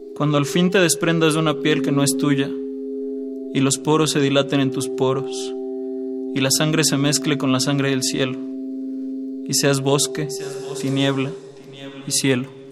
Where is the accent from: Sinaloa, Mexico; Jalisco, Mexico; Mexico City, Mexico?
Mexico City, Mexico; tengo 21 años, vengo de Iztapalapa